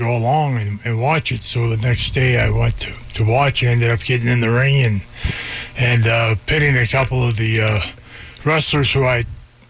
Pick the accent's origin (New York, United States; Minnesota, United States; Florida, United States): Minnesota, United States; born or raised there